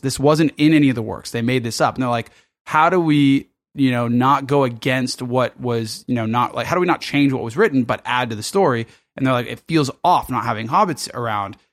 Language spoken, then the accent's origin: English; Los Angeles, California, United States; now in Sydney, Australia